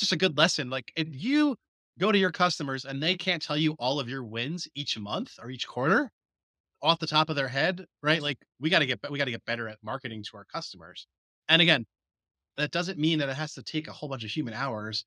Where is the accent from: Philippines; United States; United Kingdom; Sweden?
United States; New Jersey; I could see the Twin Towers from my bedroom window